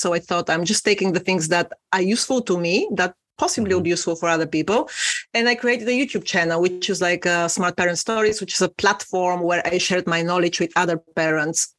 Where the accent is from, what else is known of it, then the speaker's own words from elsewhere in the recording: Bulgaria; moved away as an adult; now in London, United Kingdom; I am originally from Eastern Europe, from a tiny little country called Bulgaria, but I've been living in London for 16 years now